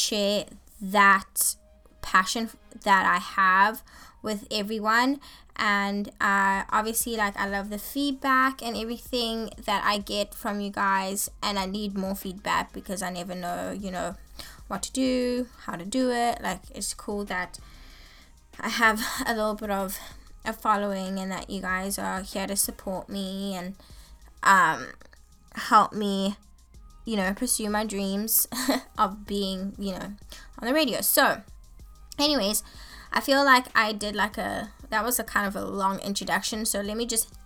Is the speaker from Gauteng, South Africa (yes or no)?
yes; Johannesburg, Gauteng, South Africa; now in Santa Barbara, United States; I'm originally from South Africa, Johannesburg, and I moved to America in 2012